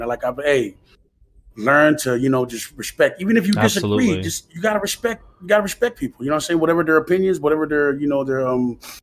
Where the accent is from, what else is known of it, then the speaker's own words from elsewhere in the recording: American Samoa; moved away; growing up in Manua